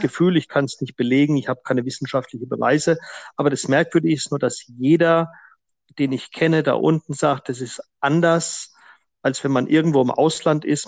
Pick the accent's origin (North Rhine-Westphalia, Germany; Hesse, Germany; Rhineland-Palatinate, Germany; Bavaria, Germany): Bavaria, Germany; Franconia; moved away as an adult; also born or lived in South Africa; Ich bin äh, zwar im Frankenland groß geworden